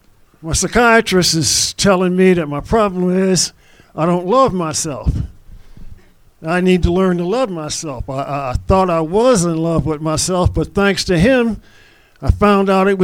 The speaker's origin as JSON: {"language": "English", "town": "Los Angeles", "region": "California", "country": "United States", "said": "I'm here from L.A."}